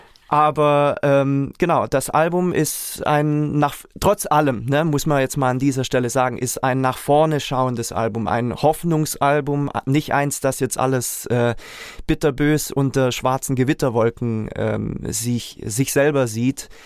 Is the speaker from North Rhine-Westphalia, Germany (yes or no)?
no; Reutlingen, Baden-Württemberg, Germany; ich komme aus Reutlingen